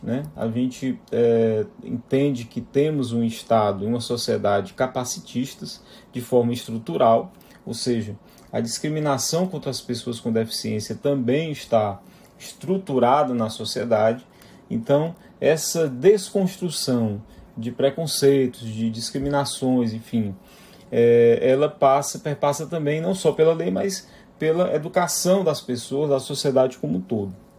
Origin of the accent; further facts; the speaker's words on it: Fortaleza, Ceará, Brazil; sou nordestino, nascido e criado aqui em Fortaleza, Ceará